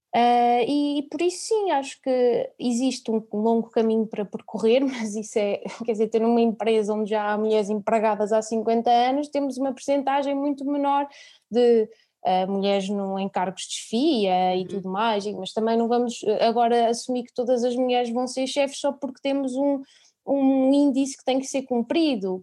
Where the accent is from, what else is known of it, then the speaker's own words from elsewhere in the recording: Gouveia, Centro, Portugal; sou de Gouveia, sou da Serra da Estrela